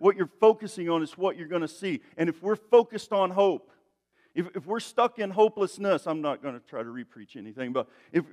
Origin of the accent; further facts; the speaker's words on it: East Tennessee, United States; I'm from East Tennessee, where, you know, people say things in funny ways